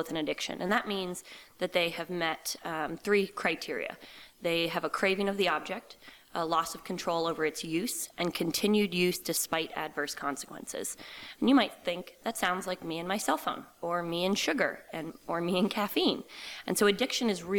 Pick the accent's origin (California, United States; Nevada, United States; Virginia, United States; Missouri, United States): Virginia, United States; Reston; moved away as an adult; also born or lived in Loudoun County, Virginia / Lancaster, Pennsylvania / Connecticut; I am originally from outside D.C. I grew up in Reston, Virginia, which is Fairfax County.